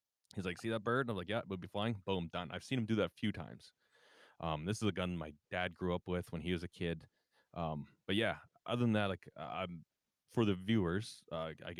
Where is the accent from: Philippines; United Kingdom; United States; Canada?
Canada; Calgary, Alberta; I'm from Calgary.